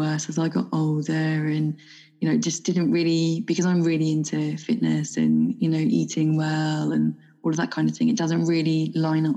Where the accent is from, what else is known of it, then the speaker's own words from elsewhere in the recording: United Kingdom; moved away; being a Brit who doesn't drink alcohol, especially living in a foreign country.